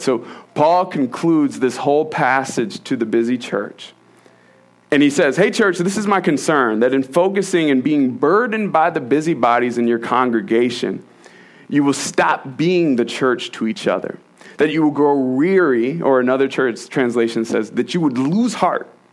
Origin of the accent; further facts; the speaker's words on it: Virginia, United States; moved away; I'm from Virginia, we don't do snowstorms.